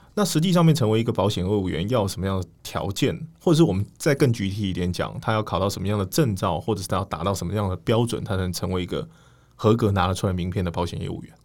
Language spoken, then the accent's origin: Chinese; Taiwan; 我们台湾人扭曲了因为台湾人喜欢赌但不想输所以我们把它当成高利率的储蓄